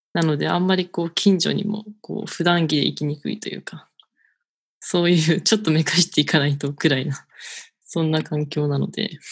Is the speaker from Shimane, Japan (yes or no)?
no; Tokyo, Japan; born or raised there